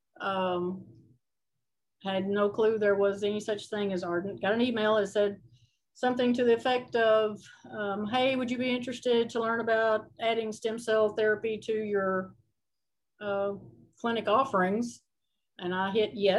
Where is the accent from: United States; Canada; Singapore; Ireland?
United States; Alabama; moved away as an adult; now in Kentucky, United States; I'm originally from Alabama